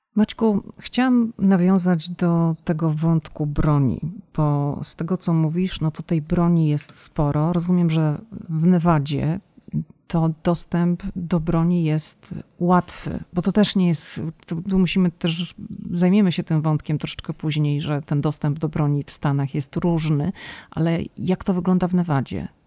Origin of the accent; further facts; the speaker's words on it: Poland; oboje jesteśmy z Polski